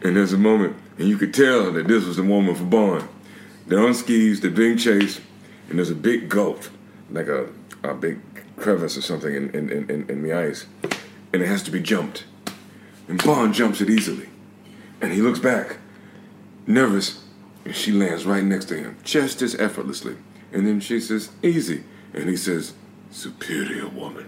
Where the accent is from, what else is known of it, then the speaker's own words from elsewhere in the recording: Albany, Georgia, United States; moved away as an adult; now in United Kingdom; I grew up in the South